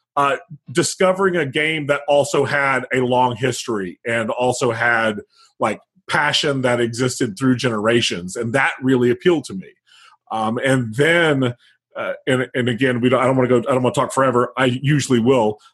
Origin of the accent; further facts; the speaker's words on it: Midwest, United States; I grew up in the Midwest